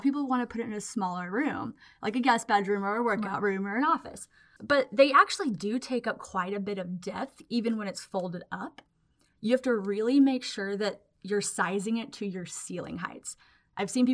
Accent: Waco, Texas, United States; I'm from Waco, Texas

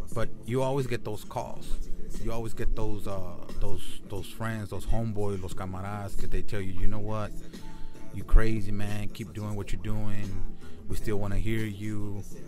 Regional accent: Laredo, Texas, United States; moved away; I took a trip to my hometown this past weekend. I went to Laredo, Texas, 956.

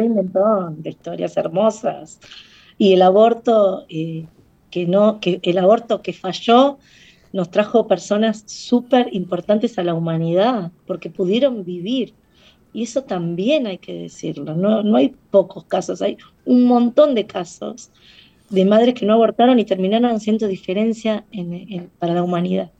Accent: Argentina

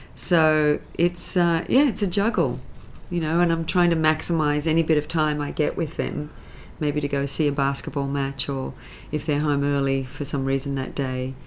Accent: Sydney, New South Wales, Australia; moved away as an adult; now in United States; I'm a Sydney girl. I grew up in the St George area

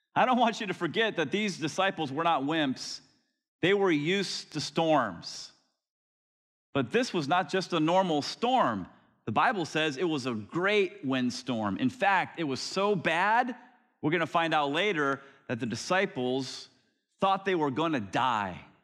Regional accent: Florida, United States; I grew up in Florida

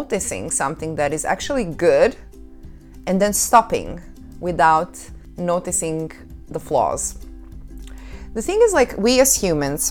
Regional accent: Croatia; moved away; Croatia, my home country

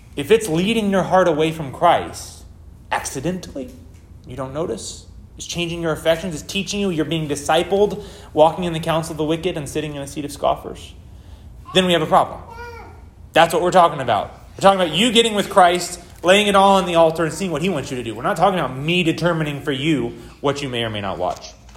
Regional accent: United States; I'm an American

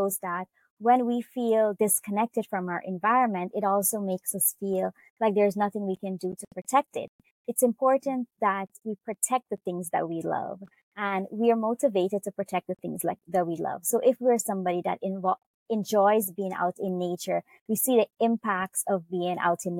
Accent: Guyana; I am from Guyana. I'm Indo-Caribbean

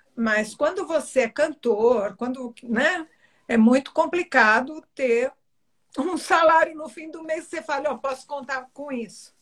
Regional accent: Belém, Pará, Brazil; da minha terrinha.

